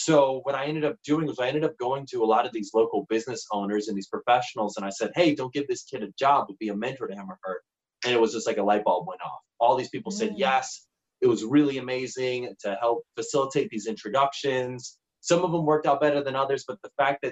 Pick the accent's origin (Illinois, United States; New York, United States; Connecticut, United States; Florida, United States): Illinois, United States; Chicago; moved away as an adult; also born or lived in St. George, Utah; I'm originally from the Chicagoland area.